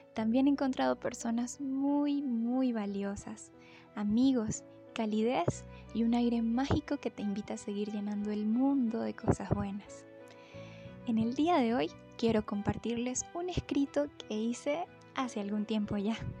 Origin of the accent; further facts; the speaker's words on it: Mérida, Venezuela; Soy de Mérida, Venezuela